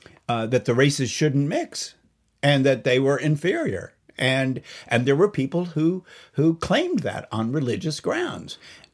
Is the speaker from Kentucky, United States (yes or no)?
yes; Lexington, Kentucky, United States; He's actually from my hometown of Lexington, Kentucky.